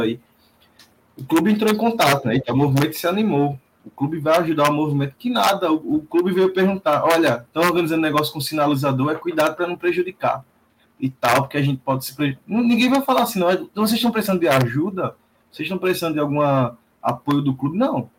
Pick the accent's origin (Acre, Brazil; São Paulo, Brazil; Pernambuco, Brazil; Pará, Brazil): Pernambuco, Brazil; interior of; Eu sou aqui do interior do Pernambuco